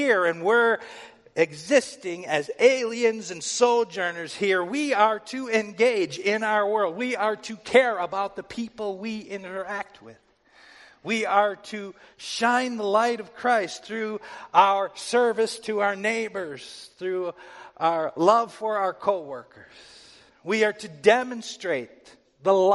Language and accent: English; United States; I'm an American